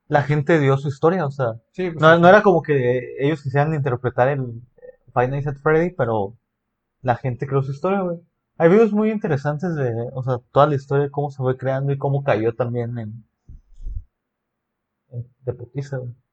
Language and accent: Spanish; Mexico; México, o sea, no, no simplemente soy mexicano, no, sino